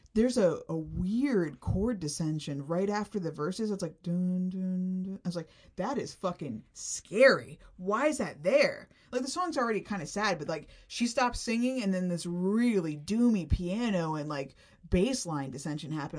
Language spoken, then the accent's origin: English; Florida, United States; I grew up in Florida and I went to Disney a lot